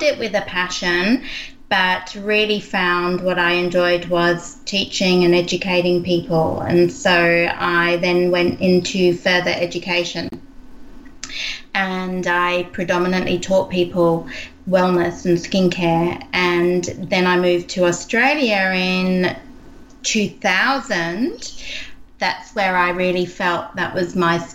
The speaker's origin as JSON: {"language": "English", "region": "England", "country": "United Kingdom", "tie": "born or raised there", "moved": "yes", "said": "I grew up in England and I trained in skincare"}